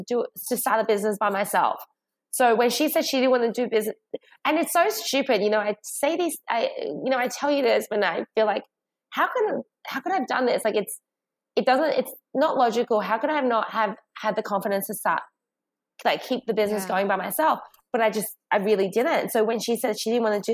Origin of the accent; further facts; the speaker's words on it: Sydney, New South Wales, Australia; also born or lived in China; We moved from China to Australia when I was 8.